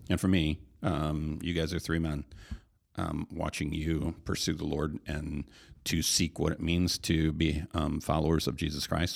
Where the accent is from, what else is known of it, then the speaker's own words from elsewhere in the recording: Hastings, Michigan, United States; I grew up here in the Hastings area